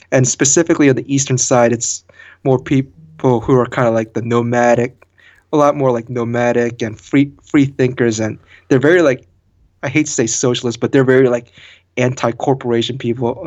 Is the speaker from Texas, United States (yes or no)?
no; Hunt Valley, Maryland, United States; in our hometown in Hunt Valley. in the Hunt Valley, Baltimore, Maryland area